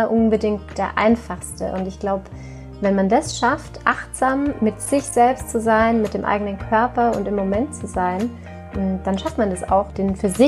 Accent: Tyrol, Austria; now in Germany; Ursprünglich komme ich aus Tirol und da sitze ich übrigens jetzt gerade auch in meinem alten Kinderzimmer und schaue hier schön auf das Kitzbühler Horn.

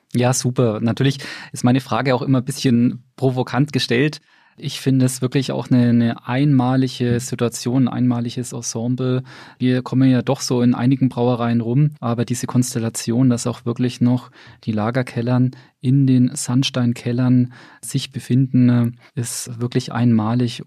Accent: Bamberg, Bavaria, Germany; gebürtiger Bamberger

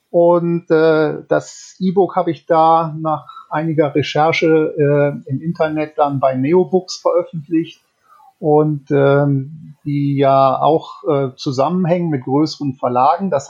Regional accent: North Rhine-Westphalia, Germany; Äh, tatsächlich aufgewachsen bin ich allerdings im Bergischen Land, also in der Nähe 50 Kilometer von Köln. Und dort bin ich auch zur Schule gegangen.

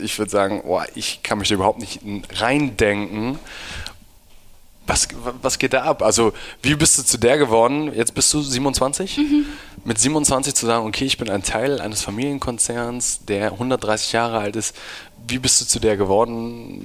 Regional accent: Hamburg, Germany; ich komme irgendwie aus Hamburg

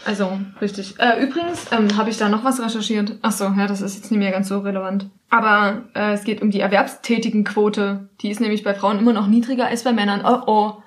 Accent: East Germany, Germany; ich komme halt aus dem Osten, bei uns sind alle Mütter arbeiten gegangen. Wir waren alle in der Kita

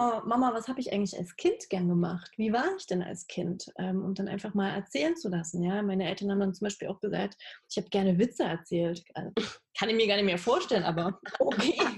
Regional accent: Halle, Saxony-Anhalt, Germany; moved away as an adult; also born or lived in Berlin; now in Leipzig, Germany; Ich bin äh, in Halle aufgewachsen, also in der Nähe von Leipzig äh, in Ostdeutschland

